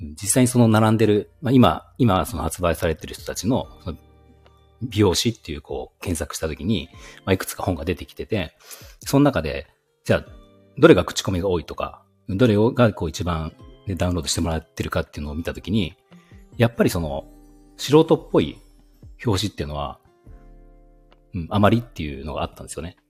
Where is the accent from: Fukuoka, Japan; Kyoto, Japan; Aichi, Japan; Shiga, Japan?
Aichi, Japan; also born or lived in Nagoya; 出身も愛知ですね